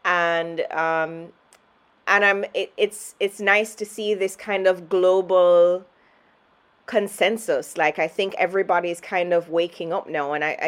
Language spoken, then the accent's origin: English; Jamaica; I'm from Jamaica